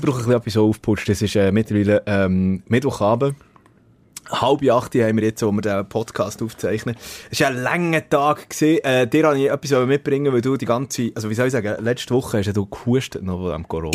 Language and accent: German; Switzerland; als Schweizer